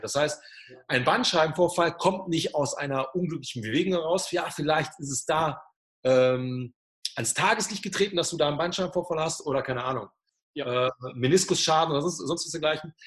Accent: Germany; da war ich der einzige Deutsche

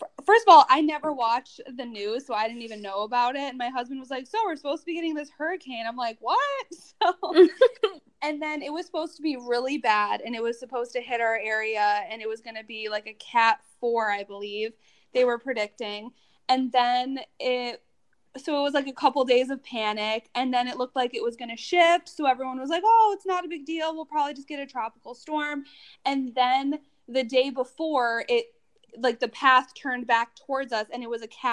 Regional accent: upstate New York, United States; now in Florida, United States; I'm from upstate New York

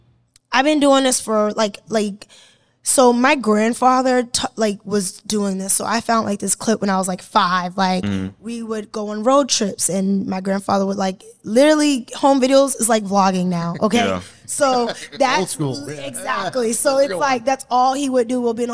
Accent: Boston, Massachusetts, United States; Boston, I'm okay. Boston. Okay. I'm like, they say I'm the … Boston, but I also have the Mark Wahlberg Boston because I went to his Boys and Girls Club.

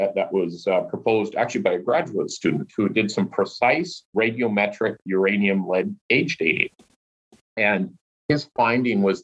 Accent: Stewart, British Columbia, Canada; I grew up in Stewart, British Columbia

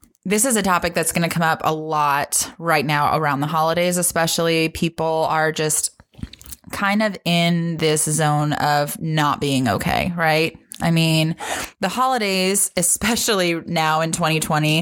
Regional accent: Ohio, United States; now in Nashville, United States; we are originally from Ohio. We moved together down here to Nashville

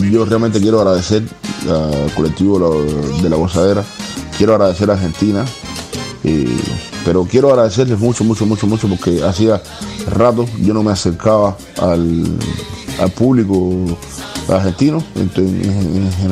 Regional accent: Cienfuegos, Cuba; Este es el nombre del barrio donde, donde yo nací y me crié en Cienfuegos.

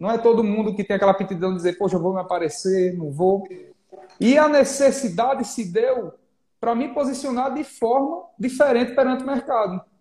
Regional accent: Maceió, Alagoas, Brazil; born there; moved away; also born or lived in Pernambuco / Bahia; Sou cearense de coração, nasci em Maceió, morei em Pernambuco, morei na Bahia. Aí o sotaque misturou nesse Nordeste todinho

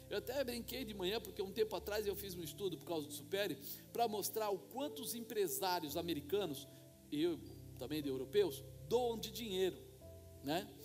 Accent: Brazil; como nós brasileiros costumamos fazer

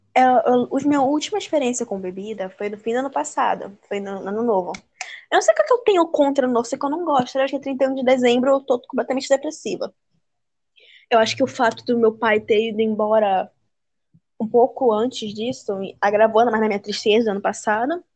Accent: Manaus, Amazonas, Brazil; also born or lived in Pará; now in Belém, Brazil; eu nasci no Pará, mas a minha infância toda foi em Manaus, no Amazonas.

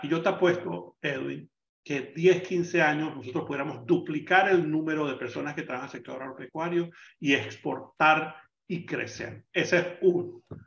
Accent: Panama

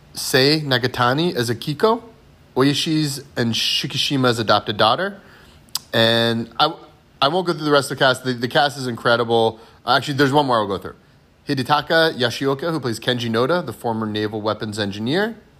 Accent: United States; as an American, um, uh, obviously as an American historian

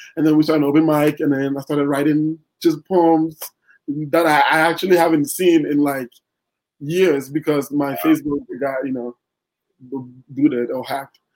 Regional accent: Ghana; moved away as an adult; also born or lived in Iowa, United States; now in Los Angeles, United States; I didn't go to college in Ghana

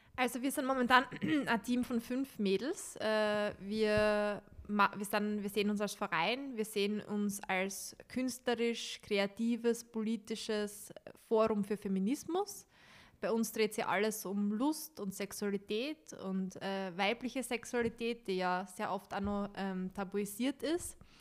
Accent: Styria, Austria; accent: Styrian; mein steirischer Akzent mein steirischer Dialekt

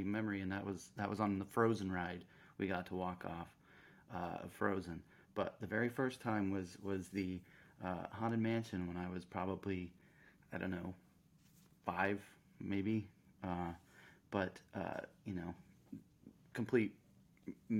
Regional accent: Central Florida, United States; I grew up in Central Florida

